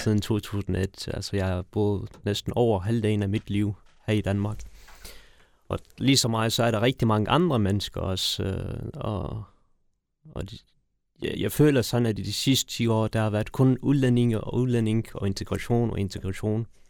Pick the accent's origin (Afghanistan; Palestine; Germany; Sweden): Afghanistan; Kabul; now in Denmark; jeg er født i Afghanistan